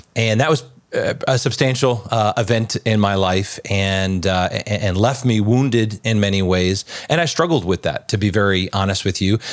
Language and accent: English; Long Island, New York, United States; I grew up in Long Island